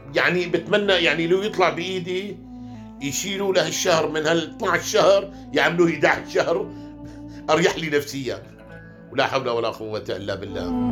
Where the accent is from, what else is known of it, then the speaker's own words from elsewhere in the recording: Hama, Hama Governorate, Syria; عندنا بحماه